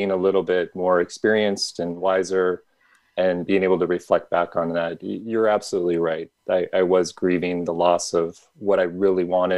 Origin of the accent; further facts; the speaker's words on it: Midwest, United States; I grew up in the Midwest